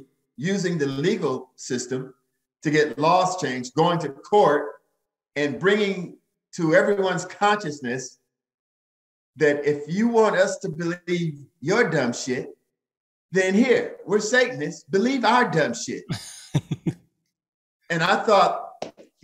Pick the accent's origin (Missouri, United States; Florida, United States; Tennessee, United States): Missouri, United States; St. Louis; in my hometown of St. Louis, Missouri